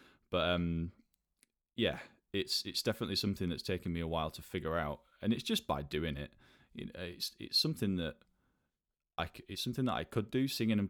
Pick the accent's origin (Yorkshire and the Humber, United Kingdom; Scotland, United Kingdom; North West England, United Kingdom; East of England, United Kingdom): North West England, United Kingdom; Burnley; moved away as an adult; now in London, United Kingdom; I'm from Burnley, which is sort of directly north of Manchester.